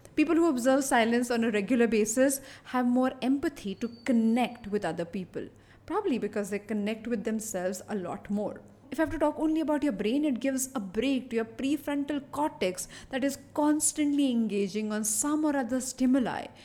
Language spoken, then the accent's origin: English; Mumbai, Maharashtra, India; I am born and brought up in Bombay